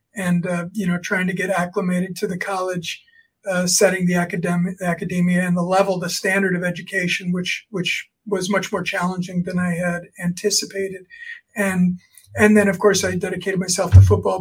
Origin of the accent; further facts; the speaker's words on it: South Florida, United States; now in State College, United States; I grew up in Florida, South Florida